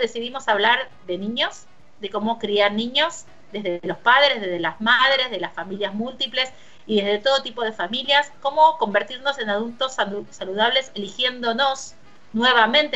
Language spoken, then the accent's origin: Spanish; Argentina